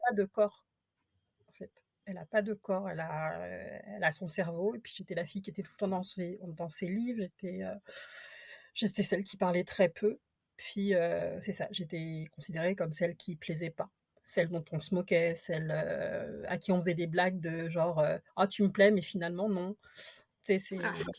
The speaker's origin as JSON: {"language": "French", "country": "France", "moved": "as an adult", "lives_now": "Quebec, Canada", "said": "je suis française d'origine"}